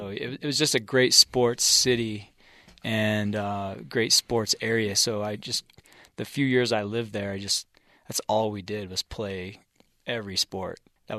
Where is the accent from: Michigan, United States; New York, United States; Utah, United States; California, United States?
Utah, United States; Bountiful; born or raised there; also born or lived in Salt Lake City, Utah / Wheaton, Illinois